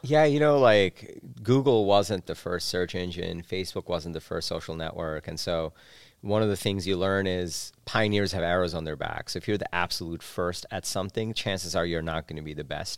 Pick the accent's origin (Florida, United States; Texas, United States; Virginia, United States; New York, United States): New York, United States; New York City; also born or lived in Bangladesh; I spent my childhood in New York City. Grew up there.